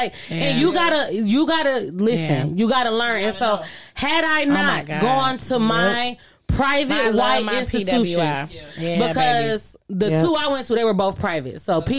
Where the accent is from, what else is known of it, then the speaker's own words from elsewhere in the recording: Detroit, Michigan, United States; I grew up in Detroit, because I'm from a black